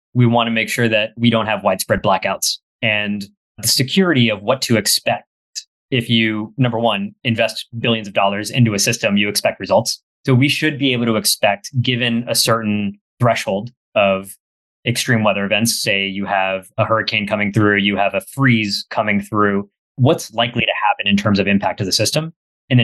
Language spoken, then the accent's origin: English; McAllen, Texas, United States; My hometown in McAllen, Texas, pretty sure we had about 5 or 6 hurricanes when I was growing up in about 18 years